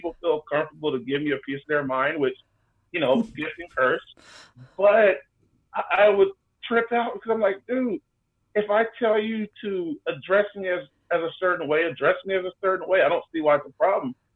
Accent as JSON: {"language": "English", "town": "Austin", "region": "Texas", "country": "United States", "tie": "born or raised there", "said": "The 512 in Austin, Texas. I am a native born Austinite"}